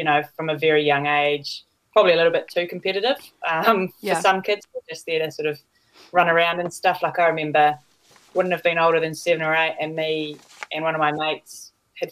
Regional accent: Tawa, Wellington, New Zealand; I grew up in a little suburb north of Wellington called Tawa

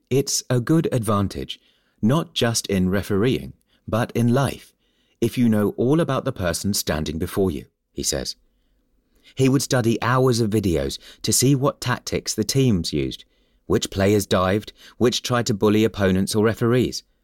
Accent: Timișoara, Timiș County, Romania; first language Hungarian; English is a second language; Of course, I knew Hungarian, which was my mother language, as Timisoara was originally part of Hungary, and Romanian.

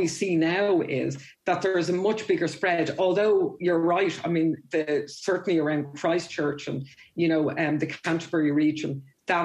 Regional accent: Dublin, Leinster, Ireland; moved away as an adult; also born or lived in England; now in New Zealand; and I'm from Dublin, so even a big city in Ireland. Whereas there was no culture shock for me at all, quite literally, moving to New Zealand.

